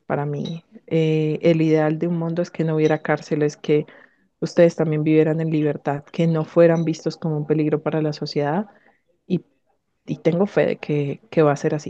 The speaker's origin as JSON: {"language": "Spanish", "country": "Colombia", "said": "quiero seguir aquí en, en mi país trabajando para, para las víctimas"}